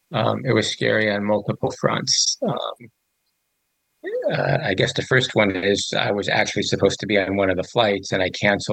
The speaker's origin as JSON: {"language": "English", "country": "Panama", "tie": "born there", "said": "I was born in Panama."}